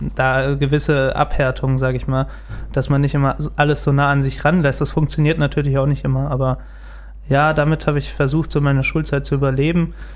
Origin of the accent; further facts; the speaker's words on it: Gelnhausen, Hesse, Germany; bin in Gelnhausen geboren und auch hier aufgewachsen